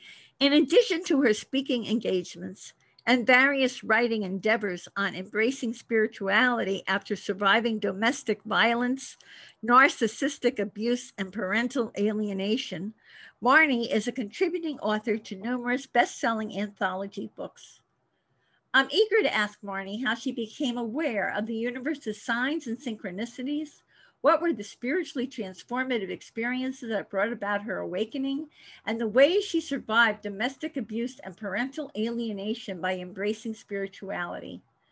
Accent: Miami, Florida, United States; also born or lived in New Jersey; I was born in New Jersey, but I grew up in Miami, Florida.

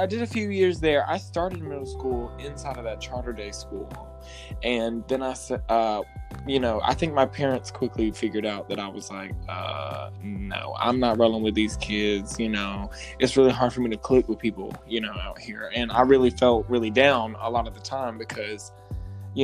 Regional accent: Leland, North Carolina, United States; Repping for the hometown

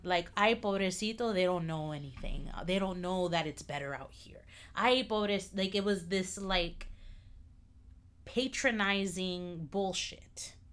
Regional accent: United States; I'm American

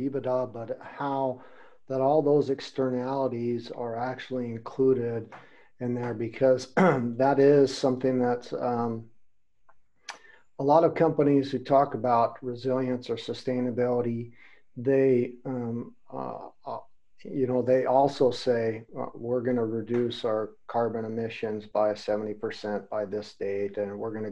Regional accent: United States; now in Germany; I'm in Germany. I'm from America

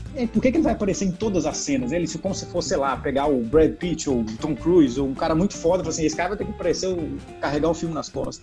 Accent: interior of Minas Gerais, Brazil; eu fui criado no interior do estado de Minas Gerais

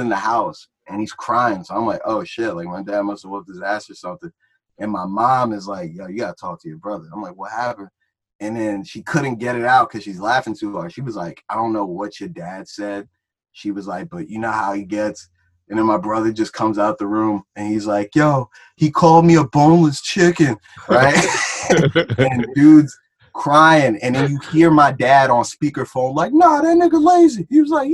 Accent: Plainfield, New Jersey, United States; also born or lived in Old Bridge, New Jersey / Franklin, New Jersey; the street we grew up on in Plainfield

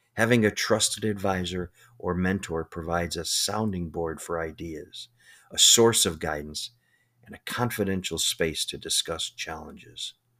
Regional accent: Chicago, Illinois, United States; I grew up in Chicago

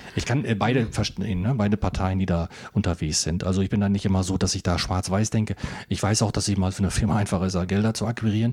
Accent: northern Osnabrück district, Lower Saxony, Germany; ich komme aus dem Nordkreis

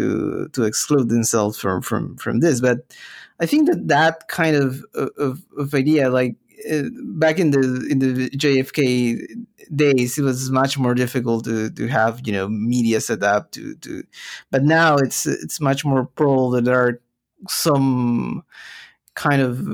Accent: Peru; moved away; growing up in Peru

